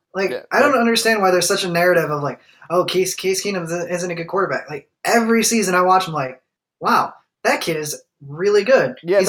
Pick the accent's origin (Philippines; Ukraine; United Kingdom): Philippines; See, I'm Filipino.